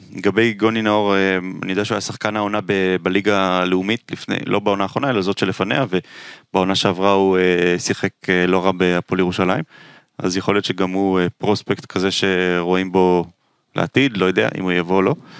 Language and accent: Hebrew; Israel; אני נולדתי בארץ